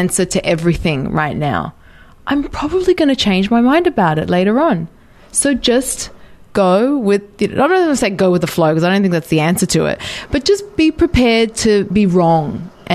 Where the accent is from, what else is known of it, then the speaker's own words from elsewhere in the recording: Australia; moved away as an adult; also born or lived in United Arab Emirates; now in Sydney, Australia; Growing up in Australia